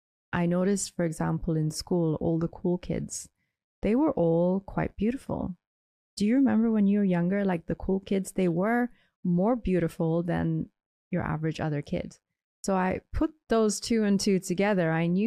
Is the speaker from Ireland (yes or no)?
yes; Ireland; So I grew up in Ireland, where I was one of the very few brown or colored people.